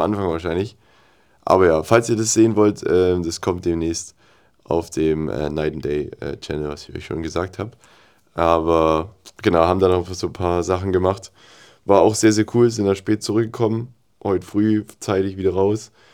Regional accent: Germany; als Deutscher

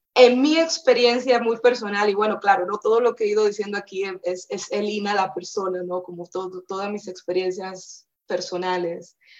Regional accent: Dominican Republic; moved away as an adult; also born or lived in Costa Rica / United Kingdom; now in Mexico; por ser dominicana

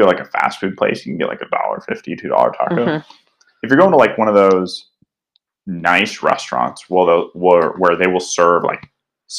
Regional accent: Kansas, United States; I was born in Kansas, landlocked

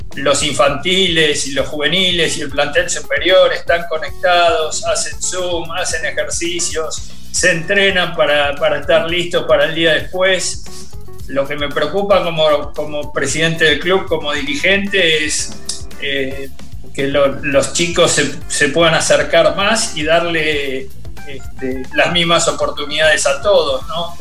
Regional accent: Argentina; represento al rugby argentino. O sea, soy reconocido eh, como, como argentino

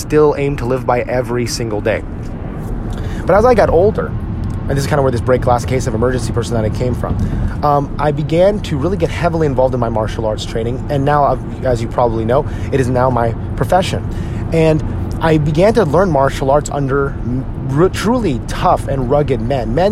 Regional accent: United States; us as Filipino American men

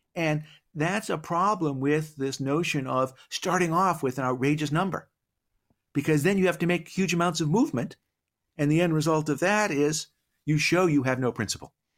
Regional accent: Boston, Massachusetts, United States; I grew up in Boston. I'm a Celtics guy

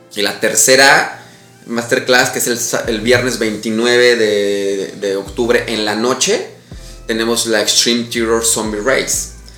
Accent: Mexico City, Mexico; also born or lived in Chihuahua / Cozumel; now in Riviera Maya, Mexico; yo soy chilango

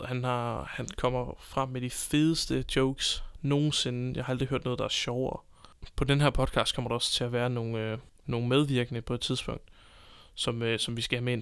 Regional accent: Copenhagen, Capital Region of Denmark, Denmark; moved away as an adult; now in Southern Jutland, Denmark; jeg kommer fra København, øh, bor lige pt. i Sønderjylland sammen med min kæreste

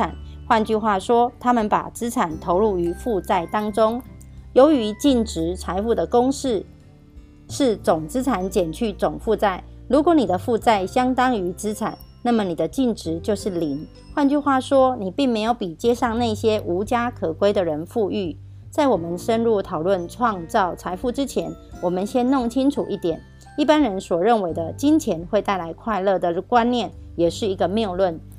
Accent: Miaoli County, Taiwan; 今天要为大家导读的主题是建立并捍卫不易获致的储蓄金。

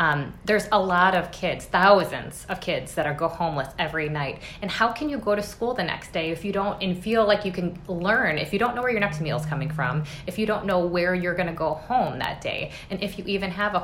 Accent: Minneapolis, Minnesota, United States; I grew up in North Minneapolis

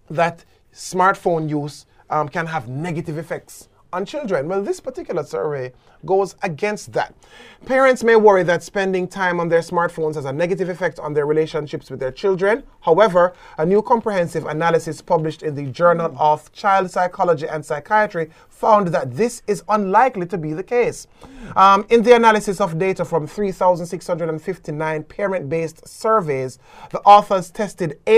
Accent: Jamaica

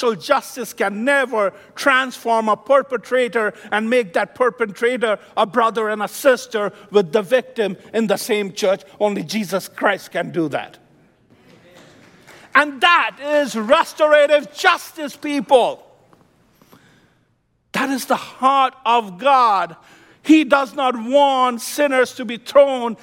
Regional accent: India; moved away as an adult; also born or lived in Midwest, United States / New Jersey, United States; now in United States; When I came from India in 1992, I landed in New Jersey, stayed with my cousin

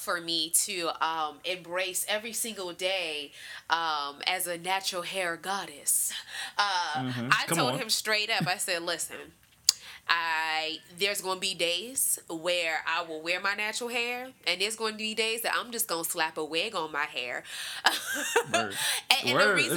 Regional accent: Washington, District of Columbia, United States; growing up in Washington, D.C.

